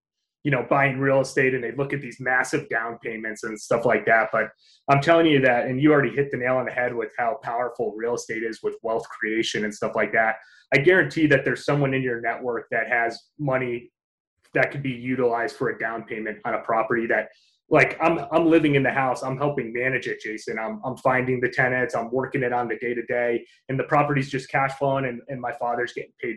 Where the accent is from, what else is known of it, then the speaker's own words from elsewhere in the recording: upstate New York, United States; growing up in upstate New York